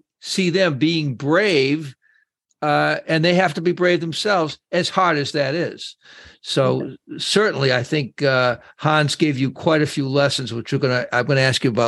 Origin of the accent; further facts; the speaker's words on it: Boston, Massachusetts, United States; I'm from Boston